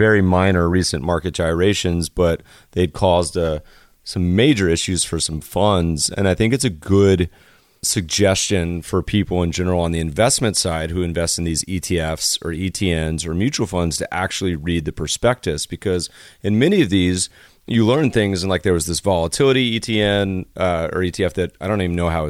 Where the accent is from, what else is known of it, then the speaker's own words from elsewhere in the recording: Colorado, United States; I grew up partially in Colorado